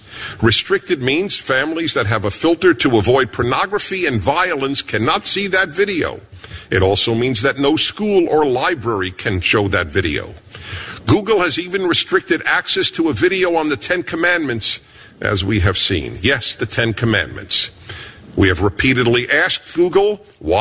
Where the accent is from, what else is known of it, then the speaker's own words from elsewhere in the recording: New York City, New York, United States; I was born in Brooklyn, New York.